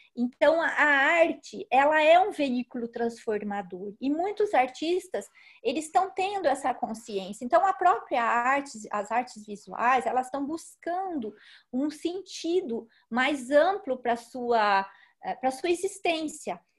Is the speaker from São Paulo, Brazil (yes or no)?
yes; Socorro, São Paulo, Brazil; moved away; also born or lived in France; Eu moro aqui em Socorro, no interior de São Paulo, onde nasci, depois vivi um tempo fora daqui, em São Paulo e depois na França